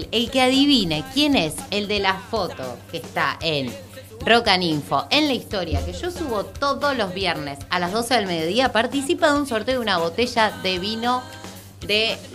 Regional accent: Buenos Aires, Argentina; los que somos de capital decimos allá del acceso oeste.

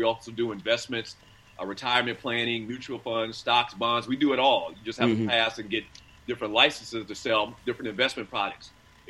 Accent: South Carolina, United States; now in Georgia, United States; I'm from the great state of South Carolina.

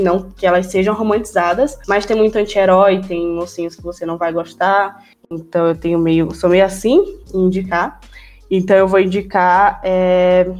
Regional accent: Northeast Region, Brazil; Eu falo nordestina que eu sou nordestina também

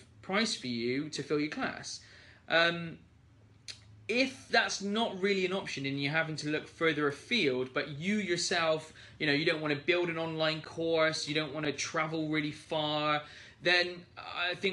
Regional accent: United Kingdom; being British

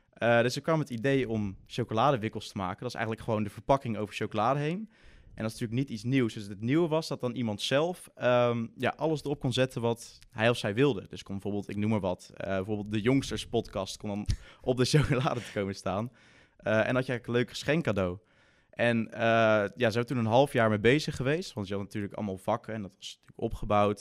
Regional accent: Breda, North Brabant, Netherlands; ik kom uit Breda.

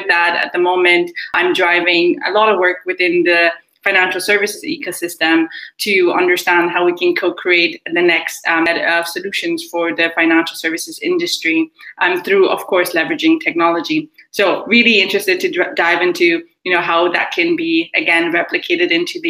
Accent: Nigeria; also born or lived in Germany; I spent some time in America, some time in Ireland. I'm originally Nigerian, also German, so hence why my accent is a bit funny, I'm guessing, in terms of being non-placeable a lot of the times.

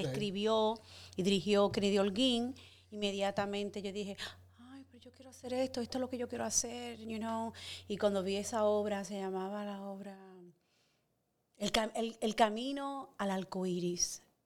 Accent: Santo Domingo, Distrito Nacional, Dominican Republic; moved away as an adult; also born or lived in Guttenberg, New Jersey, United States; es de Santo Domingo, República Dominicana. Eh, yo nací, me crié en el INVI, que queda en los kilómetros

